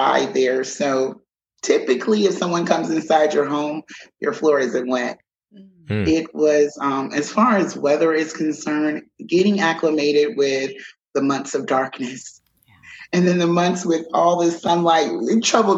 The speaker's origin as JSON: {"language": "English", "region": "South Carolina", "country": "United States", "also_born_or_lived": "Alaska / Arizona", "moved": "as an adult", "lives_now": "Kuwait", "said": "I am from South Carolina, just a Southern girl from a small town"}